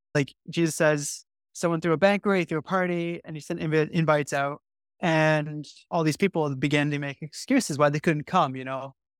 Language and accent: English; Canada; now in London, United Kingdom; I was born in a immigrant family from Dutch background. And I grew up in Canada